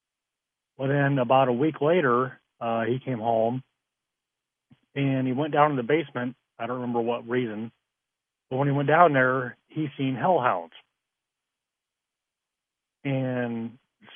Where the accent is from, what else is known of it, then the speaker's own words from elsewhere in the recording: Idaho, United States; now in South Bend, United States; I'm originally from Idaho